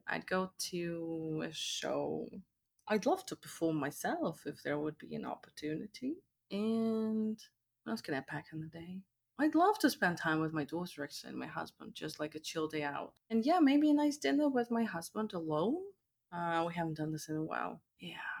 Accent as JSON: {"language": "English", "region": "Moscow", "country": "Russia", "tie": "born or raised there", "moved": "yes", "lives_now": "Canada", "said": "I was born and raised in Moscow"}